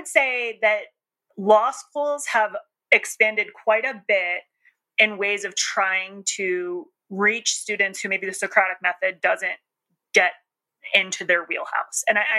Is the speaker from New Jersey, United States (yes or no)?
yes; New Jersey, United States; accent: Jersey; I mean, I'm from New Jersey, but I don't really have my Jersey accent anymore.